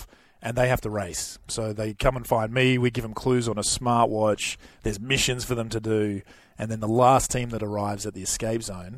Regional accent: Perth, Western Australia, Australia; moved away as an adult; also born or lived in New York; 20 years in New York, but born and raised in Perth.

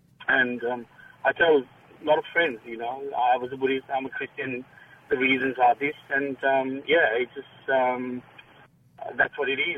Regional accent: Melbourne, Victoria, Australia; We're from Melbourne, and we used to be a part of the church, and used to do a lot of volunteer work.

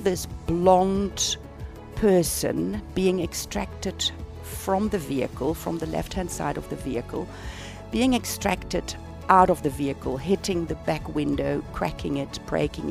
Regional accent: South Africa; accent: South African; my accent in South Africa

